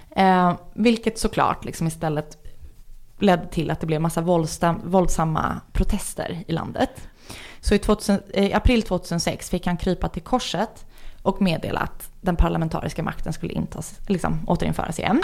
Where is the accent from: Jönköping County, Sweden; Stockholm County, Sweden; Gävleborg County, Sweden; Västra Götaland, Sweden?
Stockholm County, Sweden; Stockholm; jag är från Stockholm